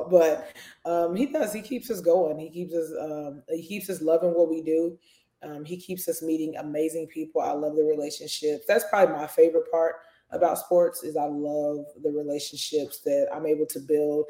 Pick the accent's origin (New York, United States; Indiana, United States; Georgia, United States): Indiana, United States; Indianapolis; moved away as an adult; also born or lived in Wisconsin / Alabama; now in Tuscaloosa, United States; I grew up in Indianapolis, Indiana